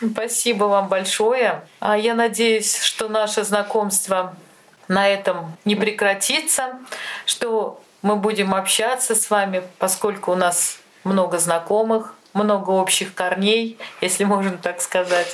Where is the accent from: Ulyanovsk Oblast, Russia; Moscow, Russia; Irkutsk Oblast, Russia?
Ulyanovsk Oblast, Russia; Лена и я родились в Ульяновской области